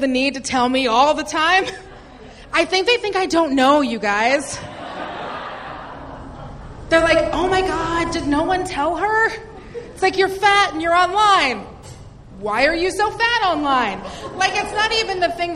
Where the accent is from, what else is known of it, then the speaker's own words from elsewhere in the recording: Seattle, Washington, United States; now in Los Angeles, United States; I'm from Seattle, Washington